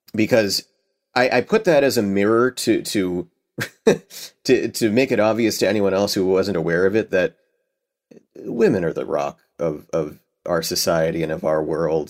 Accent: Boston, Massachusetts, United States; Cheers, which I love 'cause it's, you know, based in my hometown

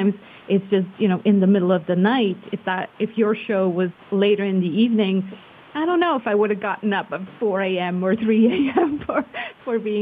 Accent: Switzerland; also born or lived in California; I'm born and raised in Switzerland, but we have lived for 4 years in California

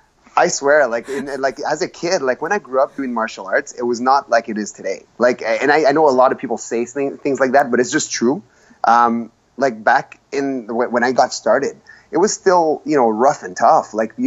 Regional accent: Gabon; born there; Listen, I was born in Gabon because my dad was a math teacher, and he got a contract there. And he was with my mom. My mom's from Montreal. My dad's Lebanese. They were in Gabon at the time. I was born there.

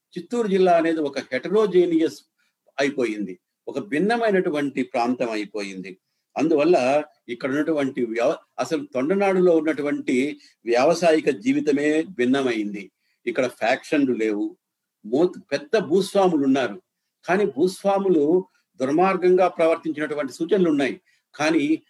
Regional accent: Chittoor district, Rayalaseema, Andhra Pradesh, India; born or raised there

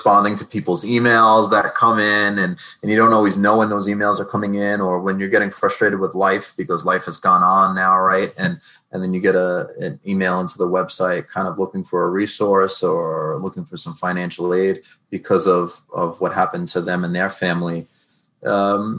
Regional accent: New York, United States; moved away as an adult; now in New Jersey, United States; I'm new to New Jersey. I'm from New York

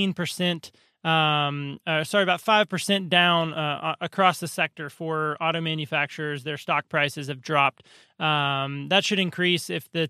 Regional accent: Ooltewah, Tennessee, United States; From Utawa, Tennessee, which means owl's nest, an Indian word meaning owl's nest.

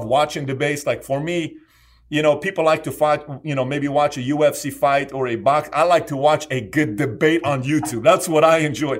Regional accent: Iran; I was born in Iran

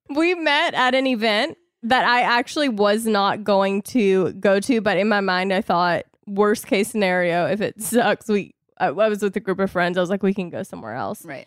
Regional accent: the South, United States; I was raised in the South, I was raised in a Christian home

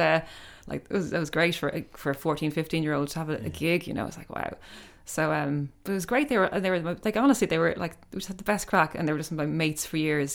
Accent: Ireland; growing up in Ireland and traveling around, I mean, we, we used to go on the Shannon a lot. My father had a barge

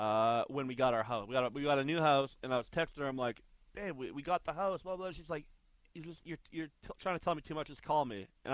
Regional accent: Regina, Saskatchewan, Canada; born or raised there; moved away; also born or lived in Arizona

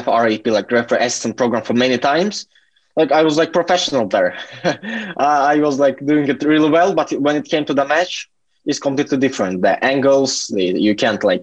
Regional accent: Latvia; also born or lived in Turkey; now in United Kingdom; I'm from Latvia. I've lived in Turkey for 10 years.

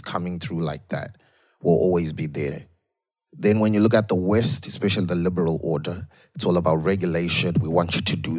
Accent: Zimbabwe; now in Dublin, Ireland; I was born in Zimbabwe and I live in Ireland, Dublin.

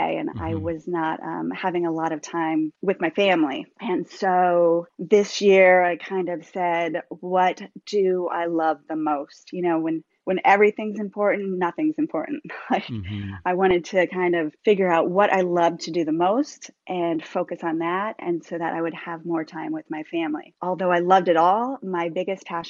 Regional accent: Vermont, United States; now in Virginia, United States; I'm from New England. I'm from Vermont originally, so, and I live in Virginia

